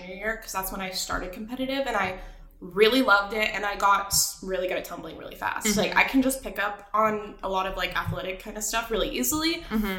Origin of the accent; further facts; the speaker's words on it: Austin, Texas, United States; Yeah, so I am from Austin, Texas. I live here right now